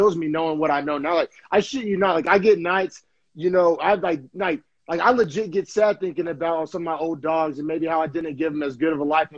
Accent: Purcell, Oklahoma, United States; I grew up in neighborhoods in Purcell, Oklahoma

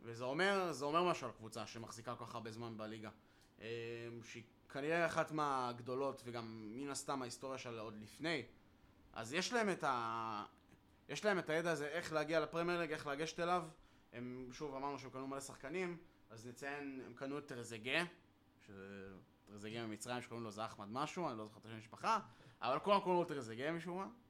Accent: Israel; בתור ישראלי

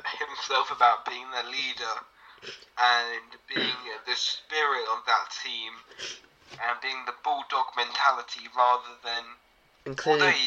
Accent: France; I'm French.

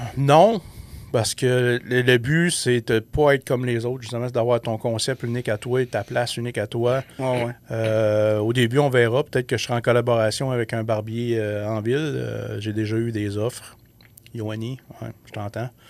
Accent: Abitibi-Témiscamingue, Quebec, Canada; on vient de la BTB

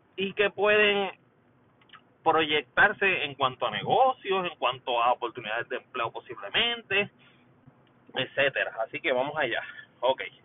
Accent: Puerto Rico; now in United States; Puerto Rico, por supuesto, en la casa, mi país natal

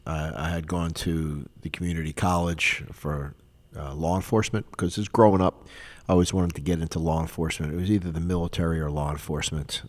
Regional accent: Philadelphia, Pennsylvania, United States; moved away as an adult; also born or lived in West Palm Beach, Florida; now in South Florida, United States; I grew up in Philadelphia, Pennsylvania for 19 years. I was born and raised there

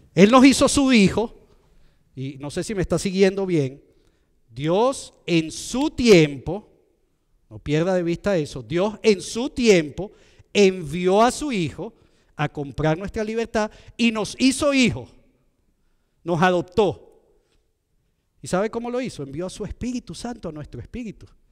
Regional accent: Venezuela; moved away; de donde yo soy en Venezuela

